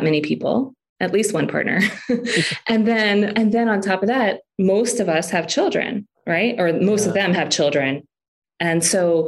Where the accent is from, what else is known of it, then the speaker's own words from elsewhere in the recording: Philippines; moved away; I grew up in the Philippines.